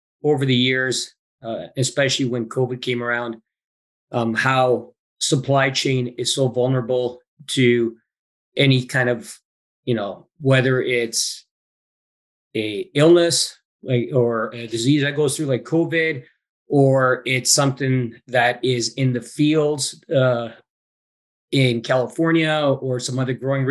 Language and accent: English; British Columbia, Canada; also born or lived in England; more or less BC bred, but born overseas in England. But from the age of five, I've been living in British Columbia